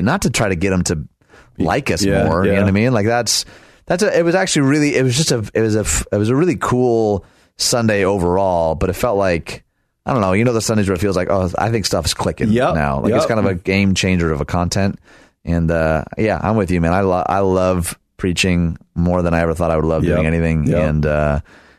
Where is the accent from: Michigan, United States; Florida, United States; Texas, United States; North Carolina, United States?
Michigan, United States; right outside Detroit; I was born and raised right outside Detroit